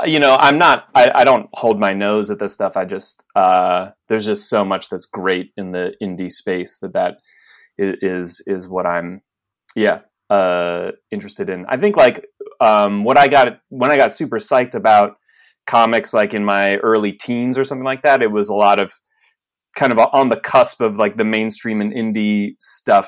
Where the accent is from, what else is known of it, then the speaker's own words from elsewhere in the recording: Lewisburg, Pennsylvania, United States; I grew up in central Pennsylvania, largely, a little town called Lewisburg